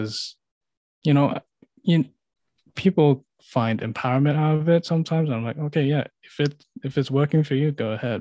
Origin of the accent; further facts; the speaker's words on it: Philippines; moved away; back in the Philippines